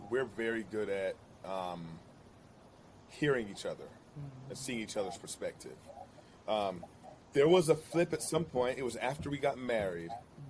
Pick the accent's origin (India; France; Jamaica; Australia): Jamaica; I identify so much being a Jamaican, I got to be Jamaican through and through and through.